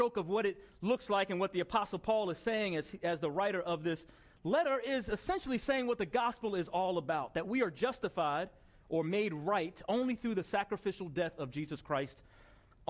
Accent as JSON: {"language": "English", "town": "Bellmore", "region": "New York", "country": "United States", "tie": "born or raised there", "said": "I grew up in Belmore, New York"}